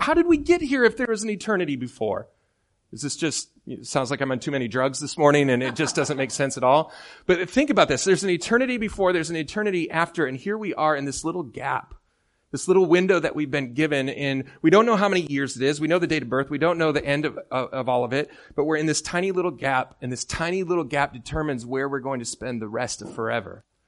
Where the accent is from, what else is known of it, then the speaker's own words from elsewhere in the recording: Midland, Michigan, United States; moved away; I'm from Midland, Michigan